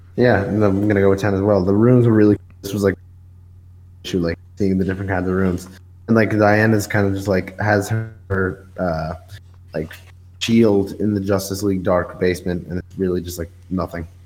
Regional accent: New York, United States; I'm from New York

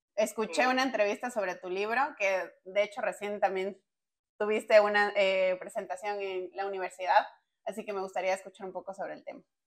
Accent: Ecuador; nosotros somos de Ecuador

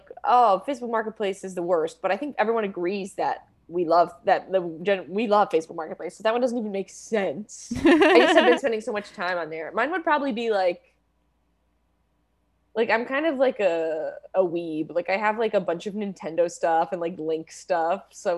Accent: Florida, United States; I am from Florida.

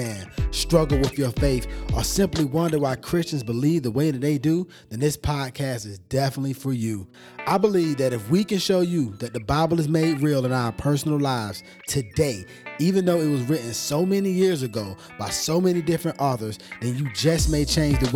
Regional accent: Atlanta, Georgia, United States; moved away as an adult; now in California, United States; I'm from Georgia, right? I'm from Atlanta, Georgia.

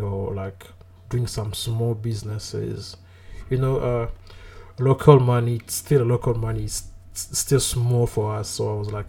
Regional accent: Kinshasa, DR Congo; moved away as an adult; now in South Africa; I'm from Kinshasa. Okay. Yeah, it's born and raised there? Born and raised there

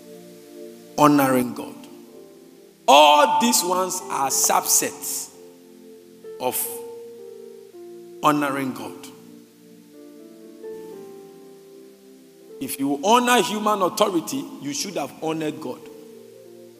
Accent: Ghana; as a Christian, I'm not talking as a Ghanaian

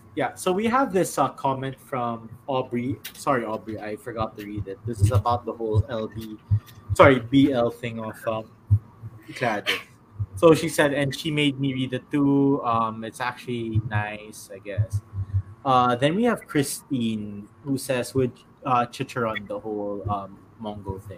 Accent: San Juan, Metro Manila, Philippines; I'm from San Juan City, like that. I'm just staying here for a few days.

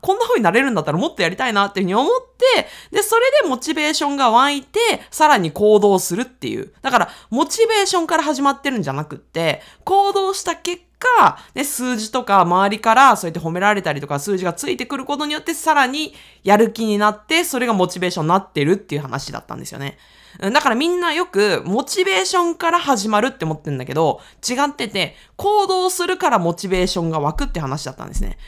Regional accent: Aichi, Japan; accent: Owari dialect (Nagoya-ben); moved away as an adult; also born or lived in Tokyo / Osaka; 愛知県出身

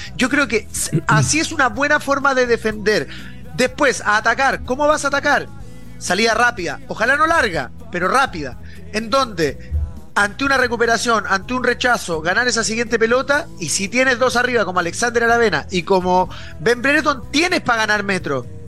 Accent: Chile; nosotros somos muy parecidos a los argentinos

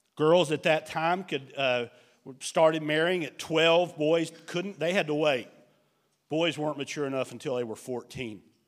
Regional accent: United States; as an American

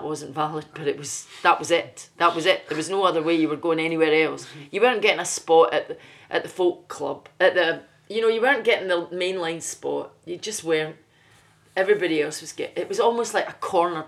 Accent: Glasgow, Scotland, United Kingdom; moved away as an adult; also born or lived in London; I was brought up in Glasgow

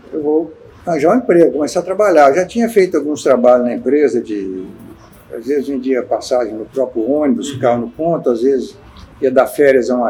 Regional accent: Colatina, Espírito Santo, Brazil; born or raised there

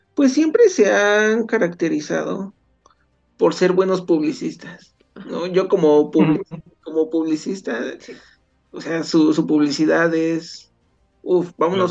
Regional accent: Mexico; nunca he salido de, México

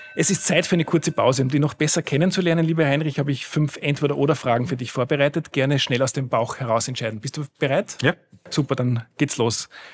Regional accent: Schladming, Styria, Austria; now in Vienna, Austria; ich selbst äh, komme aus einem sehr ländlichen Gebiet, ich komme aus Schladming, da war die Hauptschule, die es in dem Ort gab, quasi die Gesamtschule

